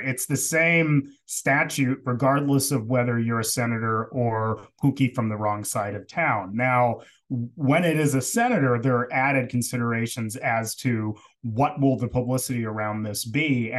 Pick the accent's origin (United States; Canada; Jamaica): Jamaica; So it's, you know, because I'm Jamaican. That's why.